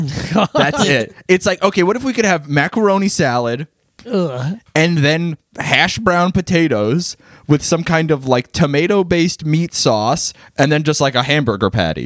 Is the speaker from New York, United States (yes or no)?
yes; Long Island, New York, United States; moved away as an adult; also born or lived in Albany; I left Long Island when I was like 18 and I lived in Albany, which is like a city where it's like I could like get around on my bike or like the bus.